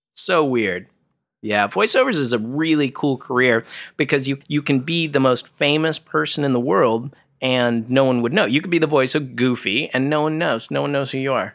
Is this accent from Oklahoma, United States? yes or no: no; Orange County, California, United States; also born or lived in Burbank; I grew up in Orange County and then, uh, moved to Burbank